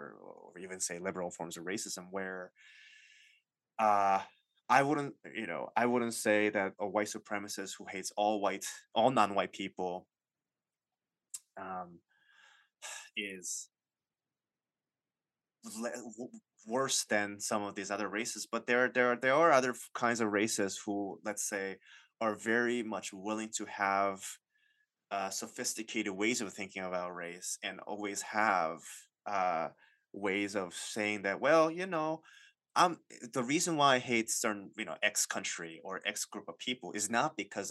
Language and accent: English; United States; I'm Asian American